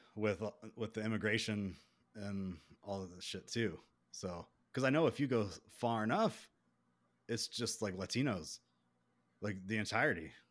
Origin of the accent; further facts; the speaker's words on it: South Carolina, United States; accent: southern; also born or lived in Columbia, South Carolina; I'm from South Carolina